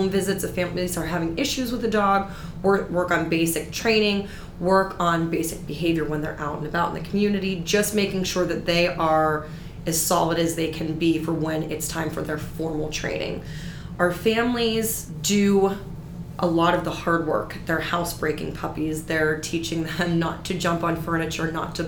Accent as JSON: {"language": "English", "town": "Pittsburgh", "region": "Pennsylvania", "country": "United States", "moved": "as an adult", "said": "I'm originally from Pittsburgh."}